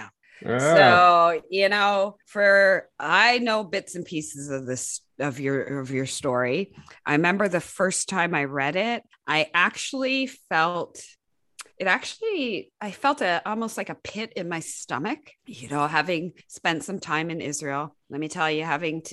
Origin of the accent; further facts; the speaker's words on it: Canada; I'm Canadian